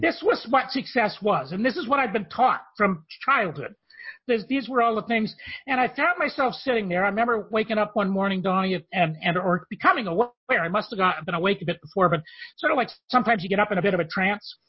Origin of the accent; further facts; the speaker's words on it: Canada; I'm from Canada